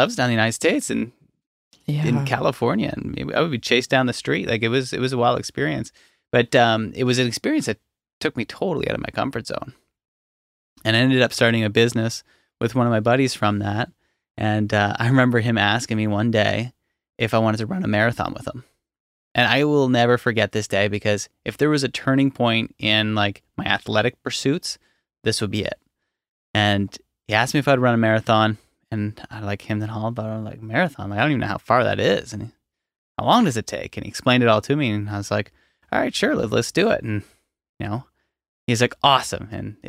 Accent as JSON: {"language": "English", "region": "Nova Scotia", "country": "Canada", "tie": "born or raised there", "said": "I grew up in Hants County. There's nothing necessarily notable."}